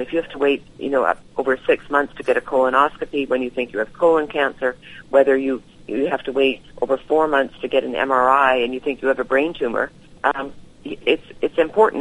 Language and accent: English; Vancouver, British Columbia, Canada; I was born in, in Vancouver, uh, British Columbia